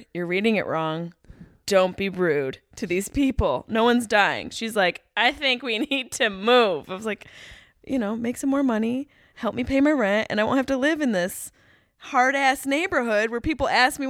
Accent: Syracuse, New York, United States; accent: Syracuse; That's what we sound like in Syracuse. It's a very nasal.

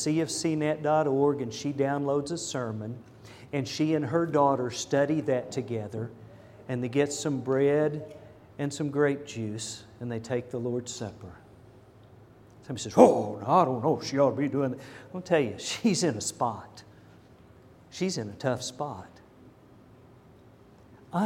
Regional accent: United States; I'm an American and I'm proud

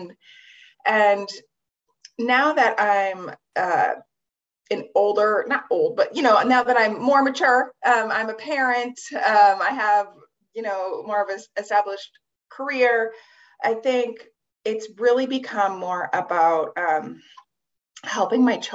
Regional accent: Midwest, United States; also born or lived in New York City; now in Brooklyn, United States; I grew up in the Midwest

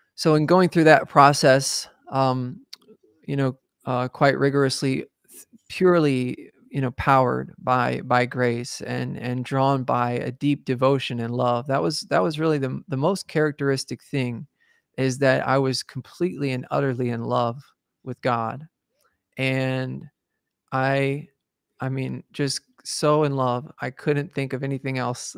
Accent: the South, United States; I was raised in the South, so, uh, I was raised around Christianity and, and so, right here in the, in the Bible Belt, as they call it

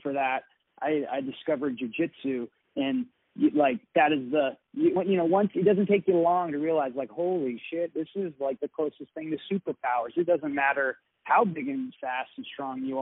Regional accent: Nikiski, Alaska, United States; I'm actually from Nikiski. I'm Kenai Peninsula.

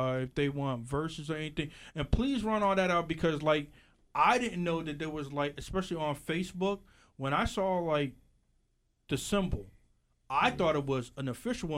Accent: New Jersey, United States; we're from South Jersey

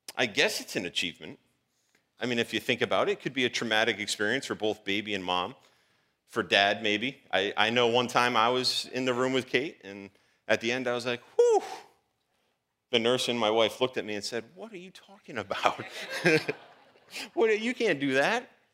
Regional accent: Providence, Rhode Island, United States; I was born on March twenty-second, nineteen eighty-four, Providence, Rhode Island

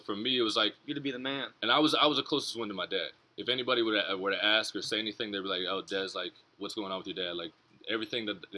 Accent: Jacksonville, Florida, United States; that's my hometown team.

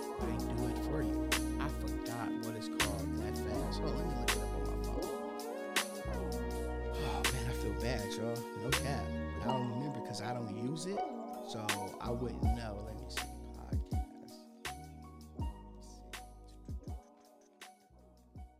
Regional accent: Minnesota, United States; I'm from Minnesota

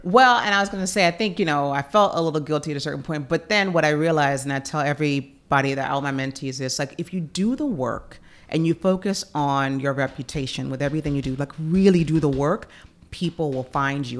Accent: Memphis, Tennessee, United States; moved away; also born or lived in Chicago / New York; Growing up in Memphis

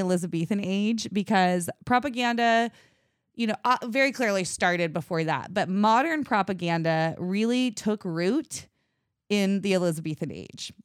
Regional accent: United States; I'm from Washington

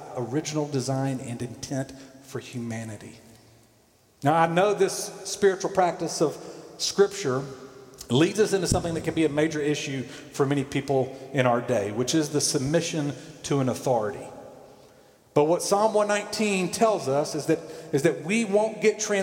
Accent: Columbus, Georgia, United States; I watched my mom read growing up in Columbus, Georgia, Reader's Digest.

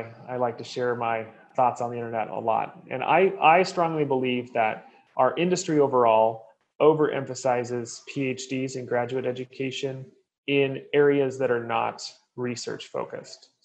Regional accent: Oregon, United States; moved away; I'm from Oregon originally, and so beer is part of our genetic code

